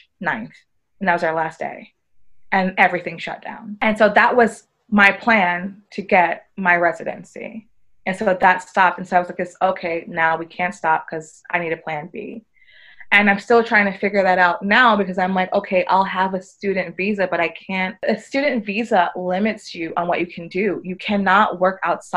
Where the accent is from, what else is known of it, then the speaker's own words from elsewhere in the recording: New York, United States; moved away as an adult; also born or lived in Barcelona, Spain / Madrid, Spain; now in Spain; me being a native New Yorker